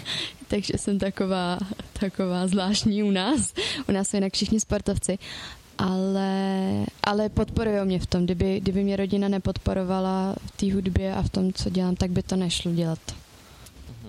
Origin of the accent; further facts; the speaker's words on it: Mělník, Central Bohemian Region, Czechia; já teda jsem z Mělníka